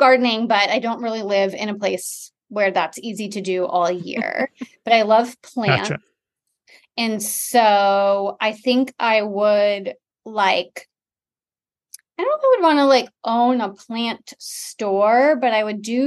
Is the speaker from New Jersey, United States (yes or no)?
no; Detroit, Michigan, United States; now in Austin, United States; I grew up in Michigan in the suburbs of Metro Detroit